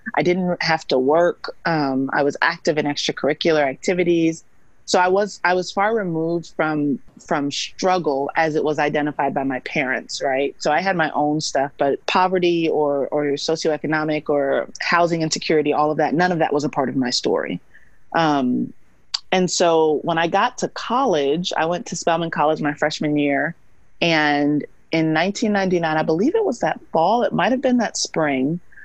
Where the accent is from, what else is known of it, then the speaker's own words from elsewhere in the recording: Missouri City, Texas, United States; also born or lived in New York / Atlanta; I grew up in Missouri City, which is a suburb of Houston